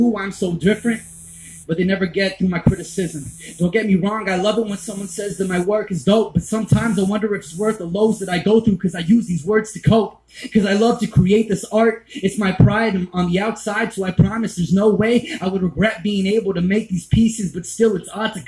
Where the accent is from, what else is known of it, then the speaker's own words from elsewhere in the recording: Mississippi, United States; I'm from Mississippi